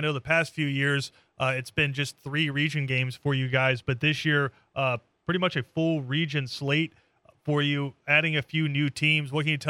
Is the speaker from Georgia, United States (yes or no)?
yes; Atlanta, Georgia, United States; I'm from the Atlanta area